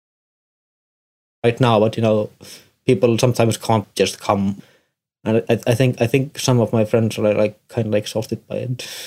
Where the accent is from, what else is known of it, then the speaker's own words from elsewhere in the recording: Tartu, Tartu County, Estonia; I'm from Estonia, Tartu